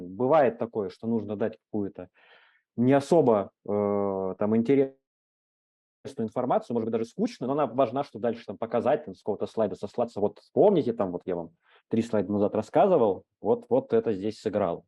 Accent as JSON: {"language": "Russian", "town": "Krasnoyarsk", "region": "Krasnoyarsk Krai", "country": "Russia", "said": "я там, из Красноярска, небольшого города, у нас есть метап"}